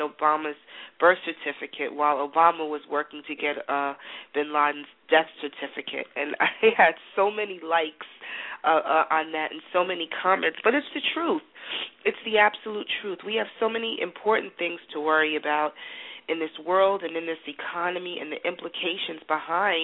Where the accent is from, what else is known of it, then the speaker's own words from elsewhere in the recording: New York City, New York, United States; moved away as an adult; also born or lived in Atlanta; I grew up in Greenwich Village